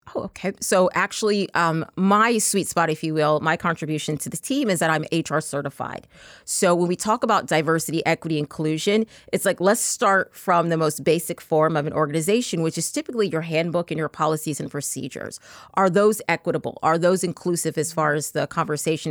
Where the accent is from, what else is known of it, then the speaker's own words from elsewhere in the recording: Texas, United States; I'm actually from Texas